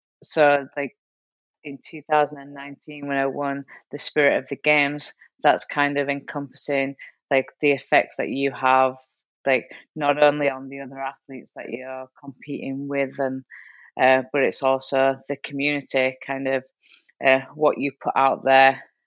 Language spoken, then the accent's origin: English; United Kingdom; moved away; I still represent the UK, even though I'm living out here now. I'm still British.